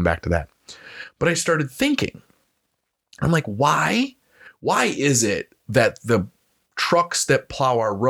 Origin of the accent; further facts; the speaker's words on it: United States; We as the American people